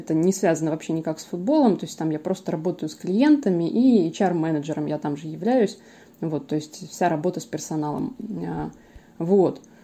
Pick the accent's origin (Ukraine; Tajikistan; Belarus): Ukraine; now in Voronezh, Russia; я вообще родом из Украины